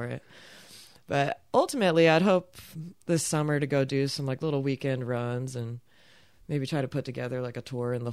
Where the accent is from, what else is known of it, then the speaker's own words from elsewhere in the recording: Arizona, United States; moved away; I grew up in Arizona